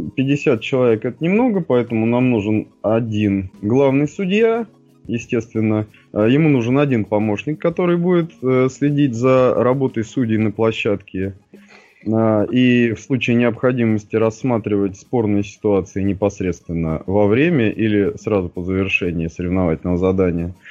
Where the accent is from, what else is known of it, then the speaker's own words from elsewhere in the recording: Moscow, Russia; родился я в Москве